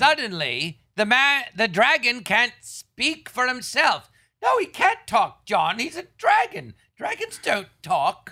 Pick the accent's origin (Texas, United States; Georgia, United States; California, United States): California, United States; Los Angeles; I grew up in Tarzan and there was an empty lot next door